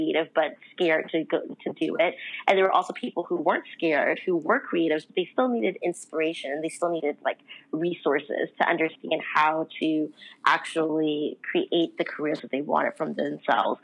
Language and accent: English; Los Angeles, California, United States; also born or lived in New York; I'm actually from Los Angeles originally, and that's where I currently live